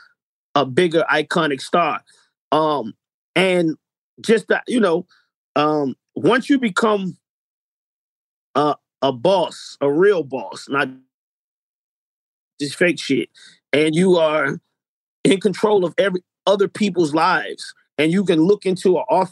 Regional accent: Atlanta, Georgia, United States; we come from Atlanta

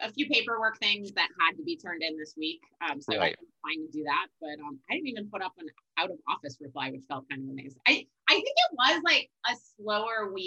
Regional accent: Wisconsin, United States; moved away; I'm from Wisconsin originally

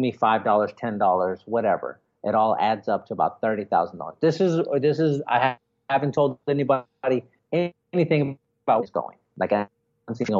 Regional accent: San Antonio, Texas, United States; I live in Texas. I'm from San Antonio

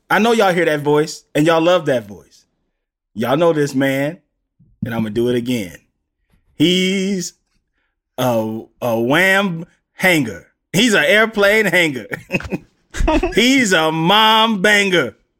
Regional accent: the South, United States; I'm from the South

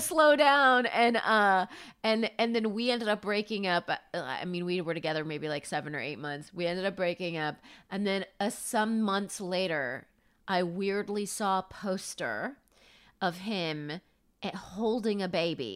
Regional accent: Palm Springs, California, United States; moved away as an adult; now in New York, United States; Palm Springs is where I grew up

